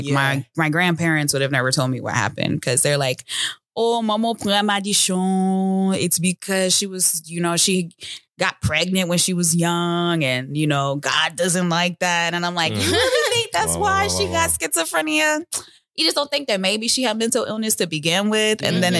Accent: United States; born there; And he was the only one that was born in America. And then I was born in America.

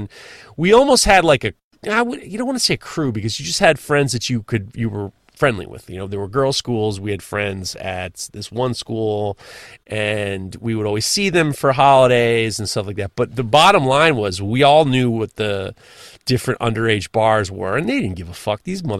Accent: New York City, New York, United States; I'm a fucking NYU. I can take the subway. I'm like, what do I'm from New York. What do I need to drive for?

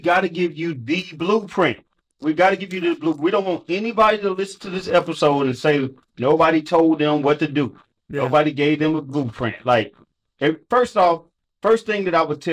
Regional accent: St. Louis, Missouri, United States; I'm from St. Louis

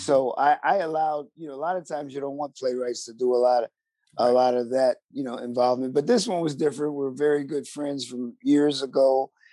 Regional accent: Buffalo, New York, United States; I'm from Buffalo, New York, which is a little different

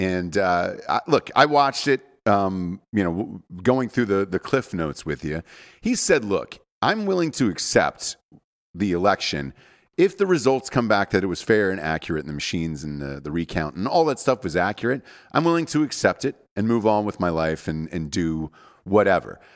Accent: Georgia, United States; I'm from Georgia, right? I'm from the South

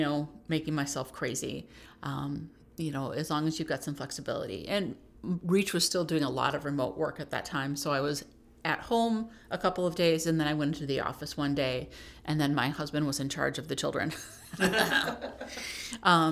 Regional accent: Neenah, Wisconsin, United States; also born or lived in Kenosha / Oklahoma / New Jersey / Kansas City; I grew up in Neenah

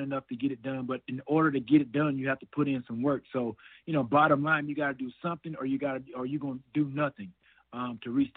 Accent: Alexander City, Alabama, United States; moved away as an adult; also born or lived in Chattanooga, Tennessee / Atlanta, Georgia; growing up in the South, going to church on Sundays

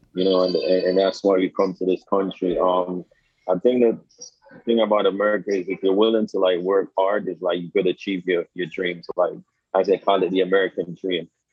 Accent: Jamaica; moved away as an adult; now in Staten Island, United States; I grew up in Jamaica until I was like 21 years old

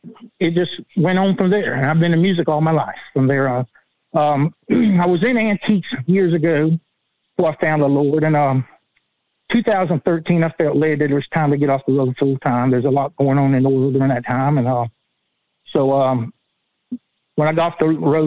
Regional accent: Charleston, South Carolina, United States; moved away as an adult; now in Swainsboro, United States; I'm originally from Charleston, South Carolina. I'm living here now in Swainsboro, Georgia.

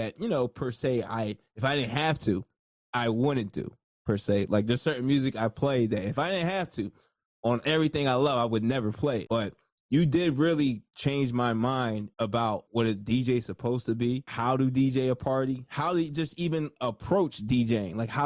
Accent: New Jersey, United States; I'm from Jersey

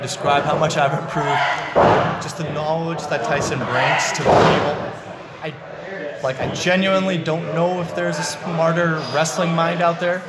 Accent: Canada; also born or lived in Vancouver; now in Ontario, Canada; being a Canadian

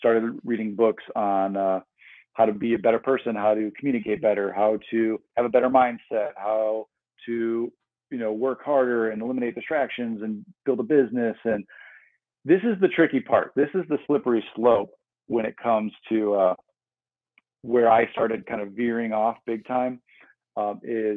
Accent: Midwest, United States; moved away as an adult; also born or lived in Arizona; I grew up in the Midwest, and I ended up moving to Arizona for college

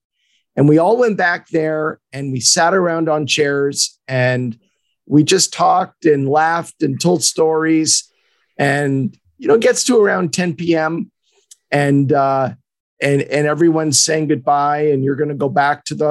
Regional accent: Laval, Quebec, Canada; the town where I was born and raised in Montreal, near Carrefour-Laval.

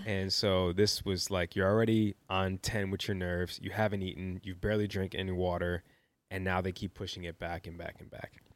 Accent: Chicago, Illinois, United States; also born or lived in New York; I'm a kid from Chicago. Grew up with a single mother

